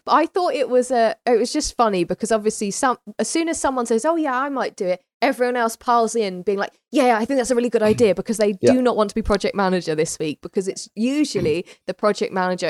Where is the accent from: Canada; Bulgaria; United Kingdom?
United Kingdom; We're very British.